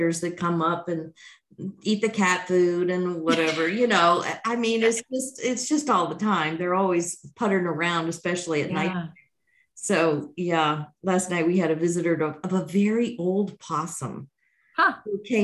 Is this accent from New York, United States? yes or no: no; Missouri, United States; now in Texas, United States; I'm from Missouri and I love Missouri